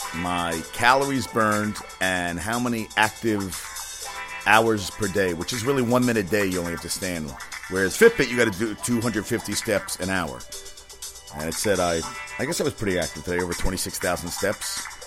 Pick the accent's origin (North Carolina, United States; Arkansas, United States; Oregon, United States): North Carolina, United States; My hometown, North Carolina